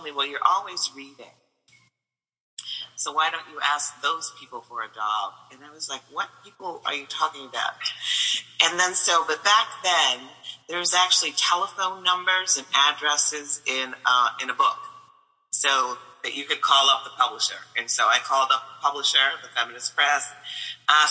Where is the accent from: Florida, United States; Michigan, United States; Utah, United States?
Michigan, United States; Flint; moved away as an adult; also born or lived in New York; I came from Michigan